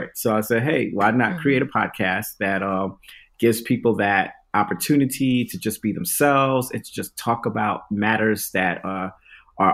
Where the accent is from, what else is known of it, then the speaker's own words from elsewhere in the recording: New York City, New York, United States; moved away as an adult; now in Dallas, United States; I've been living here for about 6 years now, but I'm originally from Brooklyn, New York